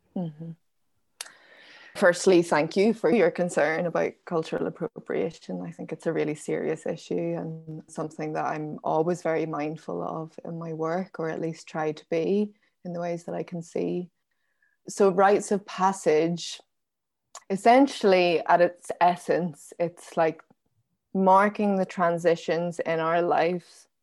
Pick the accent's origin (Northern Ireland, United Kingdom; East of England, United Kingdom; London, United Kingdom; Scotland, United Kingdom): Northern Ireland, United Kingdom; Belfast; also born or lived in County Down; I was born in Belfast in nineteen eighty-nine